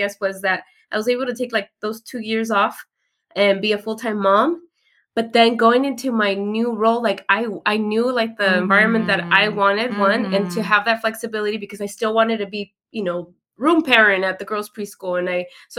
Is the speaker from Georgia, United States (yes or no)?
no; Hayward, California, United States; I'm from Hayward. I went to your school